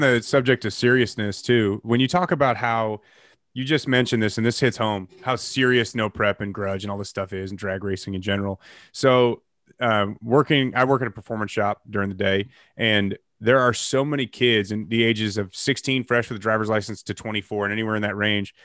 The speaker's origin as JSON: {"language": "English", "town": "Chicago", "region": "Illinois", "country": "United States", "moved": "yes", "said": "I'm from the Chicagoland area originally"}